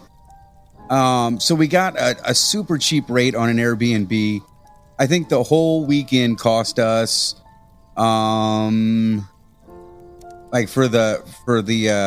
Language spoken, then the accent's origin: English; Hillsboro, Illinois, United States; moved away; I grew up in the middle of nowhere, in Illinois